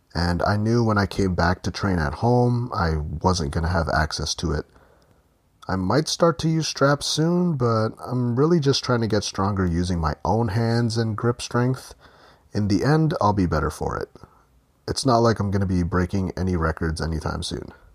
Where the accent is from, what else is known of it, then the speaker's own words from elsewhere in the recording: Ontario, Canada; in Ontario, Canada, which is where I'm from